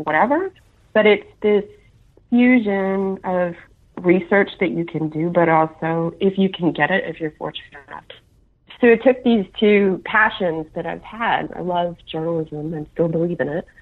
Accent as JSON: {"language": "English", "region": "Louisiana", "country": "United States", "tie": "born or raised there", "also_born_or_lived": "Atlanta, Georgia", "moved": "as an adult", "said": "we moved from Atlanta back to my native Louisiana"}